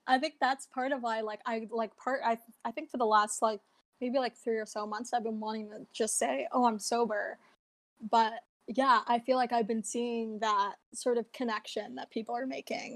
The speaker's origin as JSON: {"language": "English", "town": "New York City", "region": "New York", "country": "United States", "said": "I'm from New York, specifically East Harlem"}